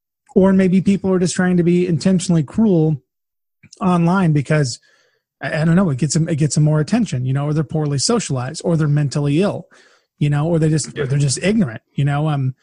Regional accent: California, United States; now in Kansas, United States; I mean, hell, I'm in Kansas now. I grew up in California

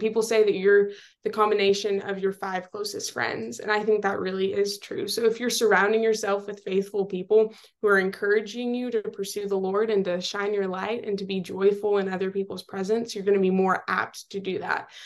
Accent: Seminole, Texas, United States; moved away as an adult; now in College Station, United States; I am from Seminole, Texas

